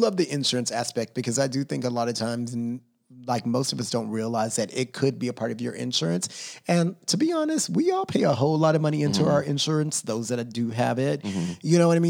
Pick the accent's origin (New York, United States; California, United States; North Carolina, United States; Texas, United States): Texas, United States; now in Los Angeles, United States; When I grew up in Texas